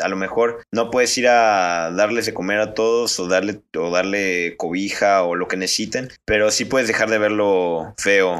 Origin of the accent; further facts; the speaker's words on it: Mexico; Como a menudo lo somos los mexicanos